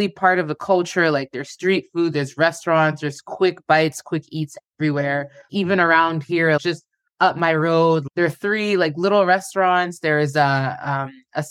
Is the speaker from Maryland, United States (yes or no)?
yes; Beltsville, Maryland, United States; moved away as an adult; also born or lived in Nigeria (family); now in Thailand; I was in Beltsville, Maryland, a very small city, probably about 30 minutes from Washington, D.C. I really just tell people that I'm basically from Washington, D.C. because my city's so small. Yeah. So I was living there. That's my childhood home